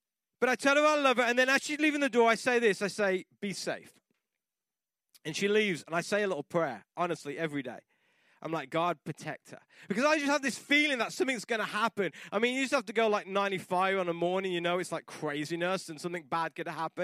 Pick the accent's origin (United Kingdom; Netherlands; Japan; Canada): United Kingdom; England; moved away; I grew up in England and it rained a lot